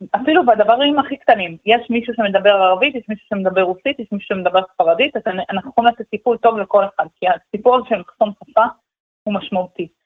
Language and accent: Hebrew; Omer, Southern District, Israel; אני גדלתי בעומר, אני מדברת עברית